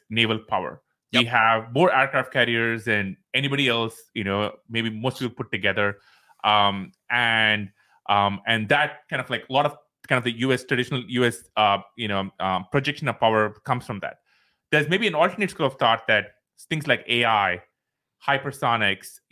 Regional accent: India; moved away; we come from India

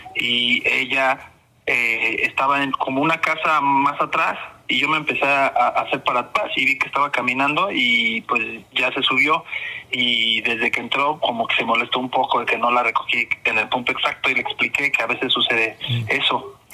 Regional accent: Mexico City, Mexico; accent: fresa; de Iztapalapa

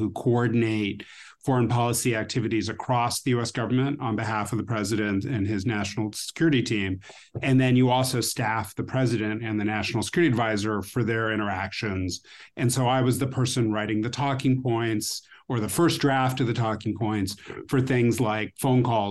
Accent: Beverly Hills, California, United States; I grew up in Southern California

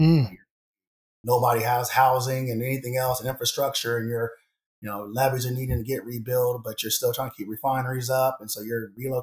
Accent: San Diego, California, United States; growing up in San Diego

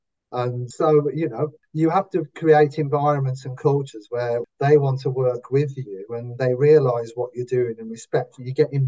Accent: Wolverhampton, West Midlands, United Kingdom; accent: Wolverhampton; I can only shout out in a Wolverhampton accent. I can't say it in my current accent. No, it only ever comes out in Wolverhampton.

